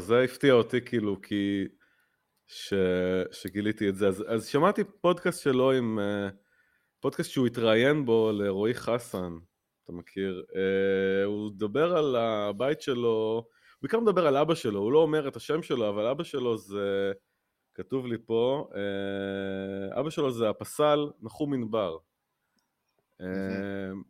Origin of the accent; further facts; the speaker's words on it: Netanya, Central District, Israel; בנתניה, איפה שגדלתי, אה, איפה שנולדתי